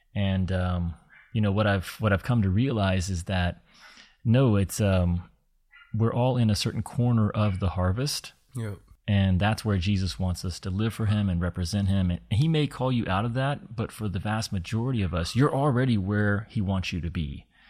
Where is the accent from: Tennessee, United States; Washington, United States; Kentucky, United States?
Kentucky, United States; I had grown up in in a part of the states that's known as the Bible Belt, and uh, a lot of my childhood was spent in Kentucky